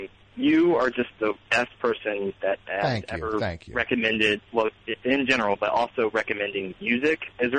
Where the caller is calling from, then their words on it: West Virginia, United States; West Virginia.